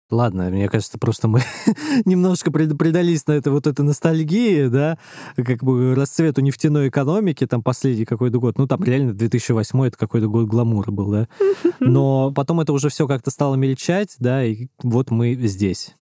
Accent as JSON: {"language": "Russian", "region": "Moscow", "country": "Russia", "tie": "born or raised there", "said": "я учился в центре Москвы в 7 лет, и я всякое видел и слышал, когда жил у бабушки Выхина"}